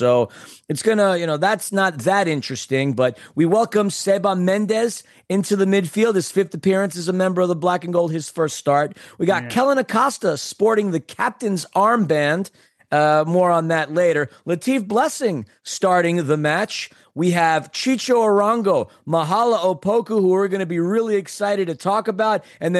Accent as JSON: {"language": "English", "town": "Queens", "region": "New York", "country": "United States", "said": "I don't know. I'm from Queens. What do I know?"}